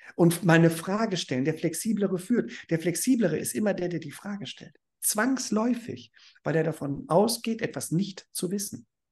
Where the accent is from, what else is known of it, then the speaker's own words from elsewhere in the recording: Germany; ich bin Deutscher. Und ich habe auch noch einen amerikanischen Pass.